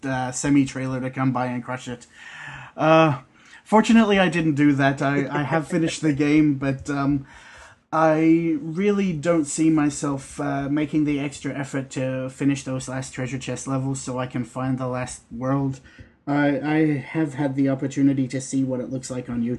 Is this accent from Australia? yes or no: yes; Australia; Being Australian